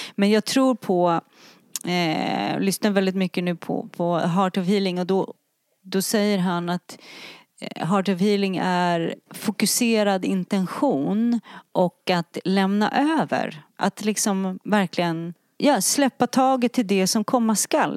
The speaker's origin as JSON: {"language": "Swedish", "country": "Sweden", "said": "vi i Sverige är lite präktigare"}